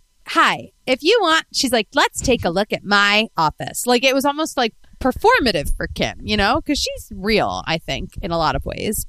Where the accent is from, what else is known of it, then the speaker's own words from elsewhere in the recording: Spain; Because I'm from España and I have warm blood.